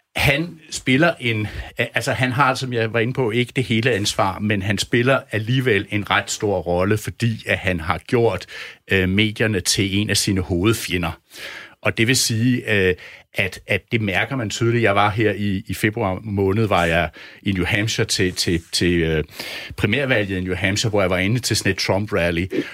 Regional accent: Denmark; som dansker og som europæer, som dansk journalist

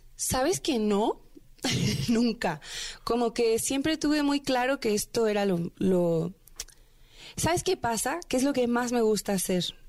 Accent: Veracruz, Mexico; moved away as an adult; now in Mexico City, Mexico; Llevo seis años en la Ciudad de México. Yo soy de Veracruz.

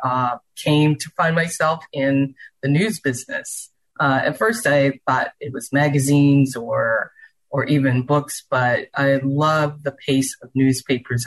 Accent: Charleston, South Carolina, United States; now in Houston, United States; I grew up in Charleston, South Carolina

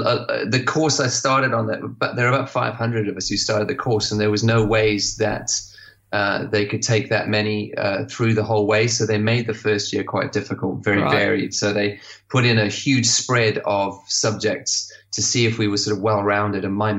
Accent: Zimbabwe; also born or lived in Botswana / Lesotho / Swaziland / South Africa; because I grew up in Zimbabwe, Botswana, Lesotho, Swaziland, and then South Africa at the end.

